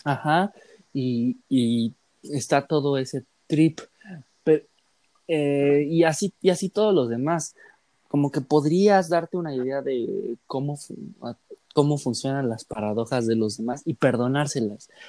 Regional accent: Mexico; a nosotros como mexicanos

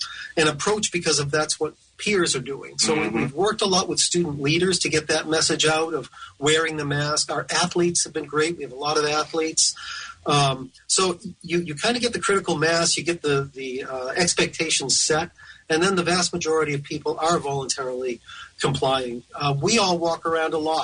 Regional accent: outside of Boston, Massachusetts, United States; moved away; also born or lived in Tennessee; growing up outside of Boston

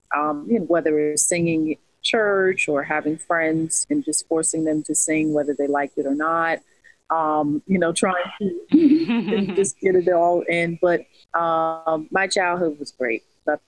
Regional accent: Copiague, New York, United States; also born or lived in Brooklyn, New York / Boston; I grew up in Long Island. My whole life pretty much was spent in Long Island, New York, in Copaig.

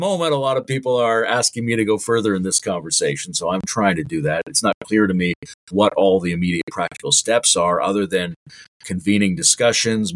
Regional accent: Canada; now in Ontario, Canada; as a Canadian

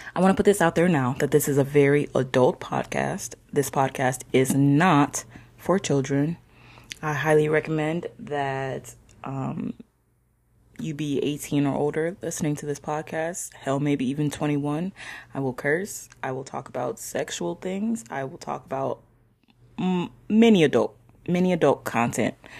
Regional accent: not too far from Chicago, Illinois, United States; moved away; I am from Illinois myself, not too far from Chicago

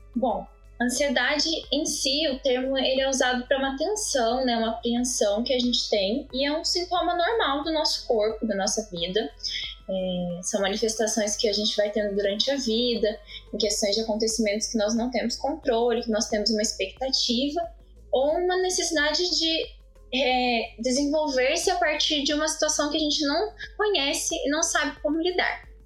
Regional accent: Pouso Alegre, Minas Gerais, Brazil; eu sou aqui de Pouso Alegre

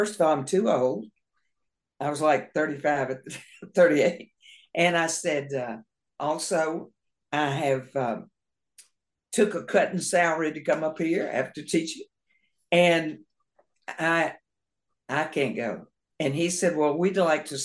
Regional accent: Brownsville, Tennessee, United States; moved away as an adult; also born or lived in Oxford, Mississippi; now in Memphis, United States; I'm from Brownsville, Tennessee, originally

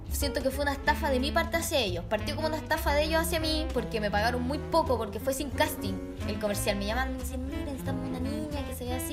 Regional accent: Chile; also born or lived in Germany / Mexico; yo nací en Alemania y como a los dos años nos fuimos a vivir a México. Y entonces yo conocí a mi familia en Chile como a los seis años. Y a los seis años, cuando llegamos a Chile de vuelta

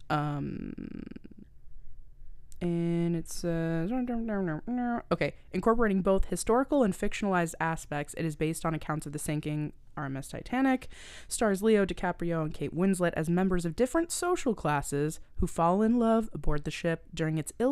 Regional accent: the Maritimes, Canada; I'm from the Maritimes and I come from like a long line of like fishermen.

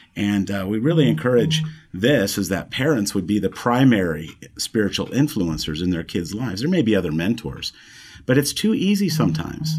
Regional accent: the Heartland, Midwest, United States; moved away as an adult; coming back down towards where we were raised in the Heartland regions

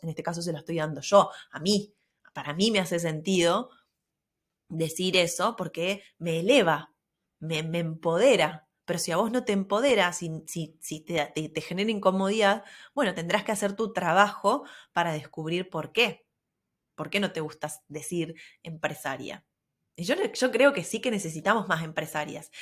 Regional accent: Argentina; siendo del interior, no es lo mismo que vivir en Buenos Aires

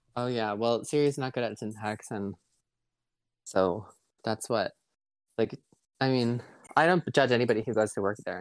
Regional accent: Bancroft, Michigan, United States; I'm from Bancroft, so well, I think we both have about 550 people as of the last count

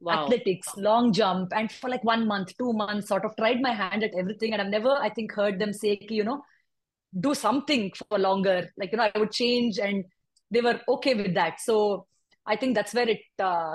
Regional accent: Bangalore, Karnataka, India; also born or lived in Hyderabad; I was born in Hyderabad. I moved to Bangalore at a quite an early age. I was here by the time I was 8, and I've been a Bangalorean since forever.

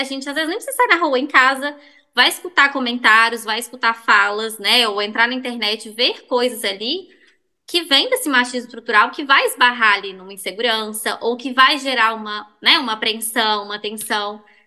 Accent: Belo Horizonte, Minas Gerais, Brazil; eu sou de BH mesmo, nasci em BH

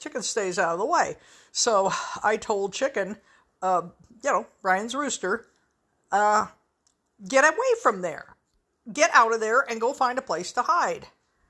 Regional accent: the West, United States; there was a certain sort of dark humor that I grew up with in the West

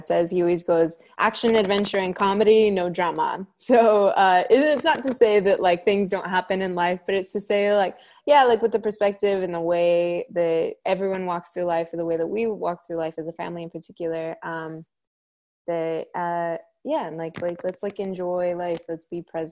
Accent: Junction City, Oregon, United States; now in Corvallis, United States; I grew up in Junction City, Oregon

